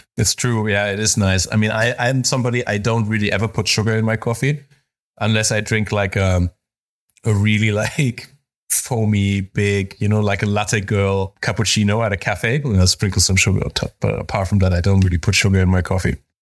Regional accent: Spain; I grew up in Spain, so I grew up a, around coffee also

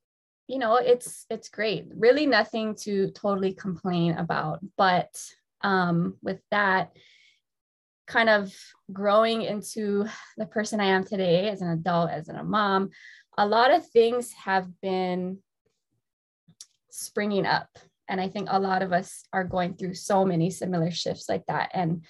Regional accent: Kailua, Hawaii, United States; I born and raised here on the island of Oahu, moved all over the place. So I was born in Kailua, raised in Kailua for a couple of years.

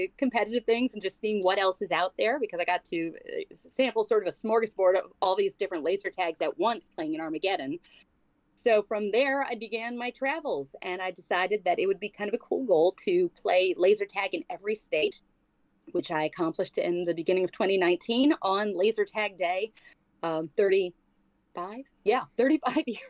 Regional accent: New York, United States; I grew up in New York

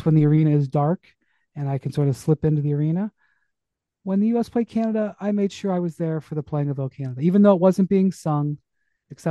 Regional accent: Cleveland, Ohio, United States; moved away as an adult; also born or lived in Akron, Ohio / Miami; I'm from Cleveland

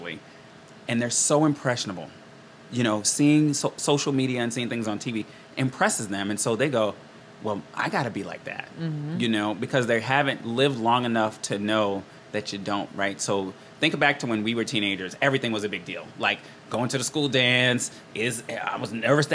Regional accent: Rockland County, New York, United States; born and raised in New York.

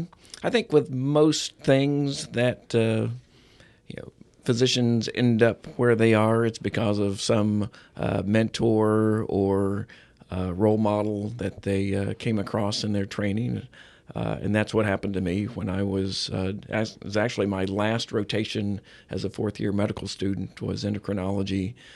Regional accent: Springfield, Missouri, United States; I'm Missouri born and raised. I was born in Springfield, Missouri, which is in southwest Missouri.

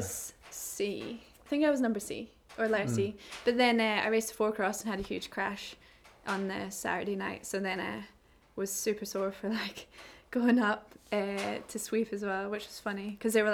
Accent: Fort William, Scotland, United Kingdom; also born or lived in Inverness; So I went to school in Fort William

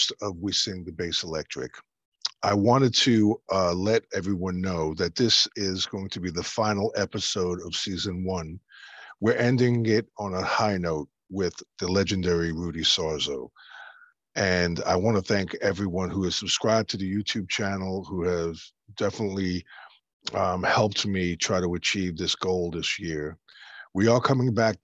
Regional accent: New York City, New York, United States; growing up in Brooklyn in the 70s

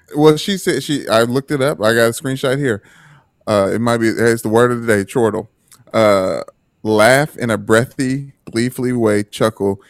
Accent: Detroit, Michigan, United States; I am from Newburgh.

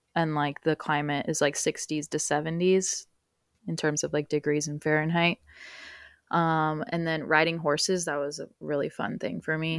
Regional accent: United States; first language Spanish; English is a second language; I was born on U S soil

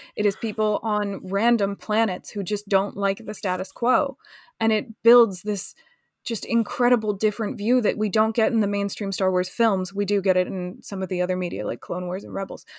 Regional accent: United States; now in London, United Kingdom; I'm American

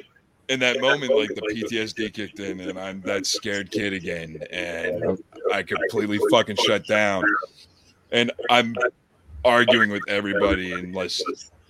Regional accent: Bellefonte, Pennsylvania, United States; moved away as an adult; now in Florida, United States; I grew up in Pennsylvania.

